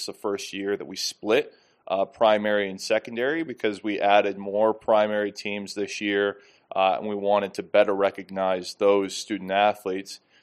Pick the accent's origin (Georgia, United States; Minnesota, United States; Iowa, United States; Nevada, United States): Iowa, United States; moved away; I'm from Iowa